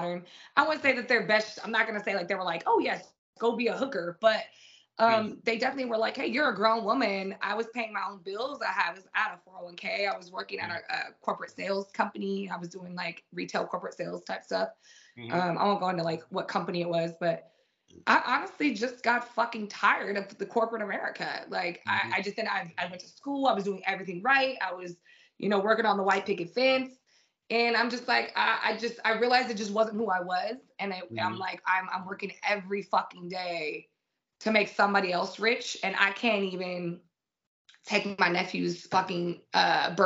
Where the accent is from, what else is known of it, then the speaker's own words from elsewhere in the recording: San Diego, California, United States; also born or lived in England; I come from a very urban neighborhood. I come from Southeast San Diego